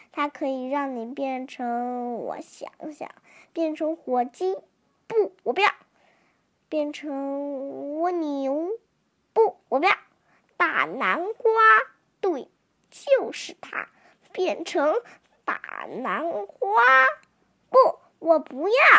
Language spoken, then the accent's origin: Chinese; Shanghai, China; 我是来自上海的